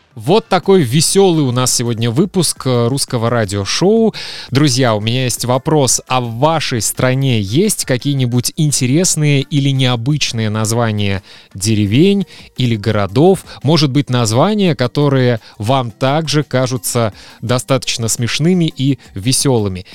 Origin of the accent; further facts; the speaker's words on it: Kaliningrad Oblast, Russia; в моем родном городе в Калининграде